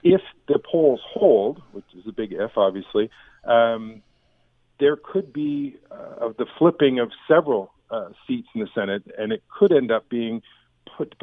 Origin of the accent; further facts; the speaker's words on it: Canada; we're Canadian journalists